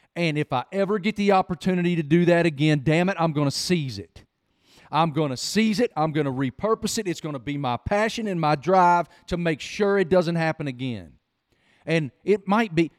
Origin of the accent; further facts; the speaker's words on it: Appalachia, United States; moved away; i grew up in appalachia i grew up in the middle of nowhere